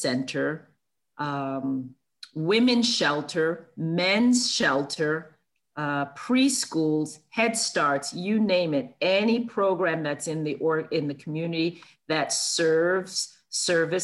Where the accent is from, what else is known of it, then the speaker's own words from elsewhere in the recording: New York City, New York, United States; I grew up in Brooklyn, New York, with a single parent mom